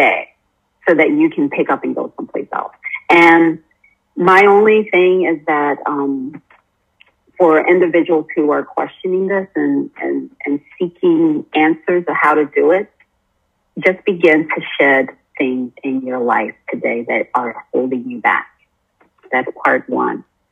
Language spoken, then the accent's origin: English; North New Jersey, United States; moved away as an adult; also born or lived in Brooklyn, New York; now in Costa Rica; I grew up in a household where I was born in North New Jersey